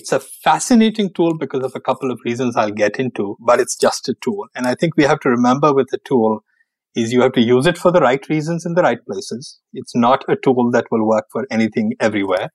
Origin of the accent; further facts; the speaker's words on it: India; moved away as an adult; now in United States; I did grow up in India, spent my first 21 years or so there